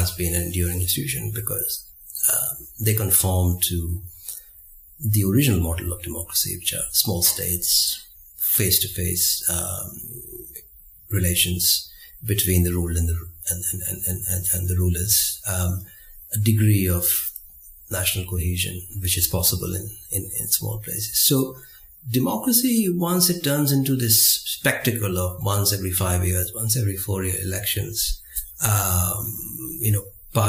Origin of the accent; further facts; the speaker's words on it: India; growing up in India in the 1970s and 80s